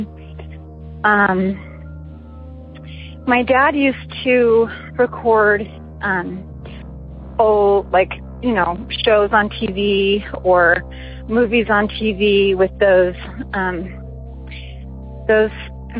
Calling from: Las Vegas, Nevada, United States; I'm calling in from Las Vegas, Nevada.

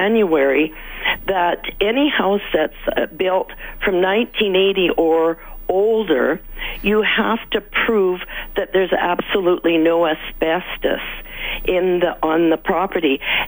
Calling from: Edmonton, Alberta, Canada; I'm from West Jasper Sherwood. I'm just phoning.

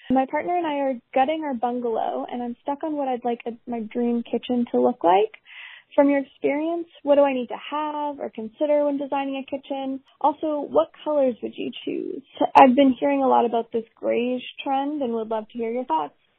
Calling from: Canada; I am calling from Canada.

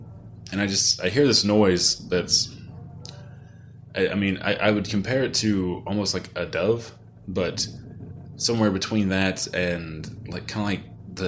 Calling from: Dallas, Texas, United States; also born or lived in Missouri; I'm calling you from Dallas, Texas.

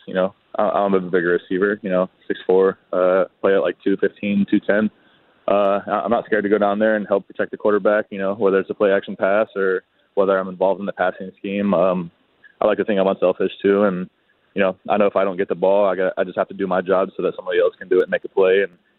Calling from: Tampa, Florida, United States; I'm down here in Tampa, Florida.

